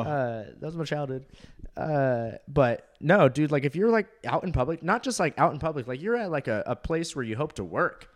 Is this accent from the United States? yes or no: yes; Orange County, California, United States; moved away as an adult; also born or lived in Fort Walton Beach, Florida; I'm from Orange County, California